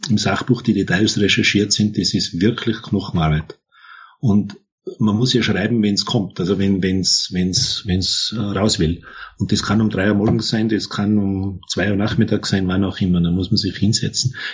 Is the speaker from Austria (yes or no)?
yes; Tyrol, Austria; born there; ich bin im Tirolerischen geboren.